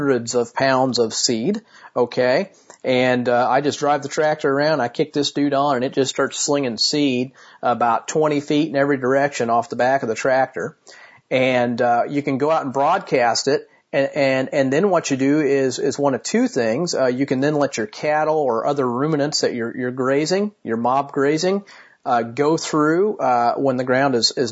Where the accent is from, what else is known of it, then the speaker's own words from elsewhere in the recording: Martinsville, Indiana, United States; my hometown of Martinsville, Indiana